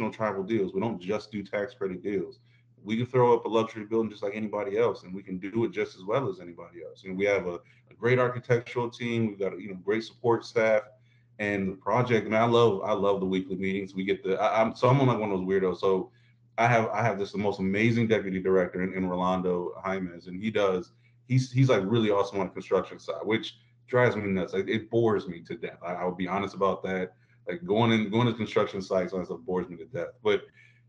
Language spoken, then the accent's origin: English; Midwest, United States; also born or lived in Florida; I'm from the Midwest.